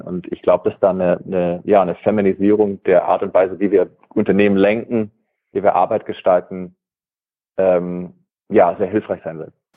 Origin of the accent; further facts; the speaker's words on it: Germany; moved away as an adult; also born or lived in California, United States; Also ich bin in Deutschland aufgewachsen, habe äh, also auch Wabenland aufgewachsen